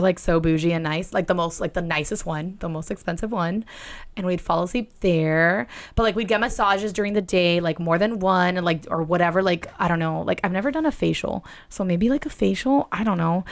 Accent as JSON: {"language": "English", "town": "Miami", "region": "Florida", "country": "United States", "said": "I'm from Miami"}